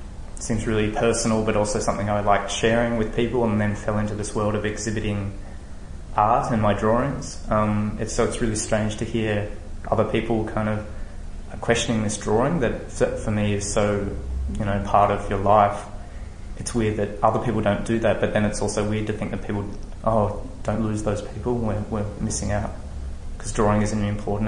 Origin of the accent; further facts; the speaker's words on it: Tasmania, Australia; now in Melbourne, Australia; I live in Melbourne. I grew up in Tasmania